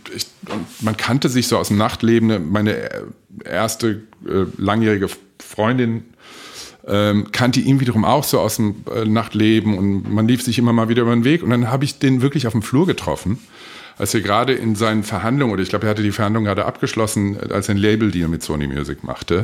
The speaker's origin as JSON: {"language": "German", "town": "Frankfurt", "region": "Hesse", "country": "Germany", "tie": "born or raised there", "also_born_or_lived": "Oberursel", "said": "wir sind beide in Frankfurt geboren und sind dann irgendwann Anfang der oder Anfang Mitte 70er nach in einen Vorort gezogen, Oberursel."}